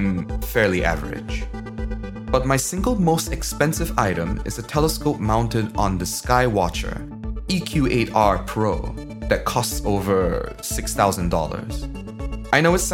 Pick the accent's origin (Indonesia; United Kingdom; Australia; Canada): Indonesia; As a kid, growing up in Indonesia in the 1980s